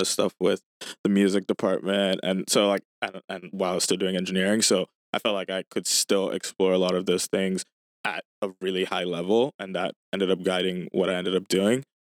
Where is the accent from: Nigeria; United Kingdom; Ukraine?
Nigeria; Lagos; Yeah, so I grew up in Lagos, Nigeria.